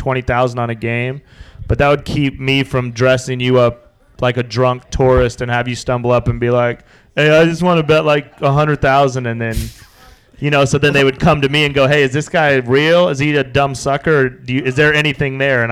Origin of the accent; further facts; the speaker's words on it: Wyoming, United States; moved away as an adult; also born or lived in Las Vegas; I was 22 from Wyoming